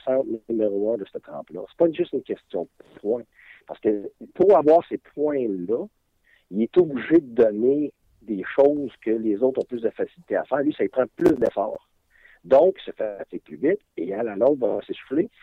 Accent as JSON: {"language": "French", "region": "Quebec", "country": "Canada", "said": "je suis un Québécois comme vous autres"}